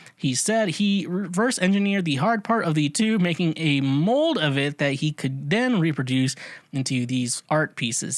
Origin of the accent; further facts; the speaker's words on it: Midwest, United States; I grew up in the Midwest